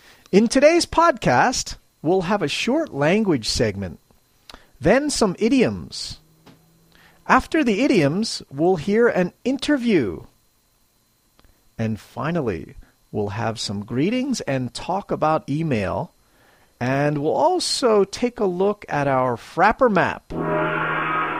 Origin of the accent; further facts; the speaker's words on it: Philadelphia, Pennsylvania, United States; moved away as an adult; now in Matsumoto, Japan; I'm originally from Philadelphia, Pennsylvania, USA. I'm now a long way from home as I live in Matsumoto, Japan